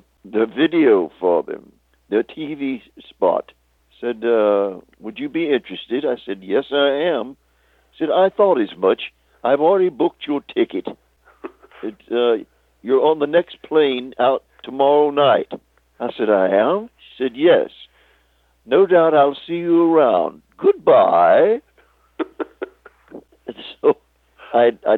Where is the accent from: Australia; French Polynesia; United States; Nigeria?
United States; Texas; moved away as an adult; also born or lived in Hollywood / England; I'm from Texas